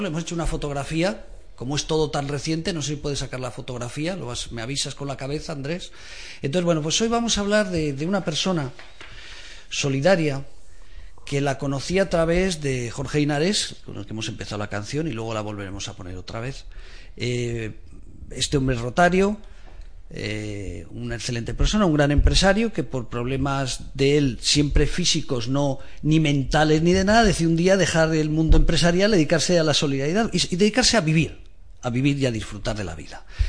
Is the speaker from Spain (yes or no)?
yes; Aragon, Spain; Aragón, mi tierra